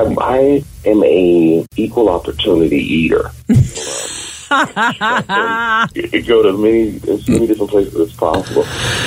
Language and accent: English; Texas, United States; Growing up in Texas, everything is flat